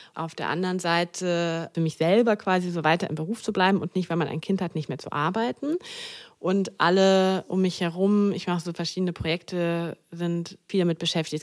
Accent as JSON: {"language": "German", "town": "Düsseldorf", "region": "North Rhine-Westphalia", "country": "Germany", "tie": "born or raised there", "also_born_or_lived": "Mannheim", "moved": "as an adult", "said": "Ich bin ja auch gebürtige Düsseldorferin und hier ist meine Familie"}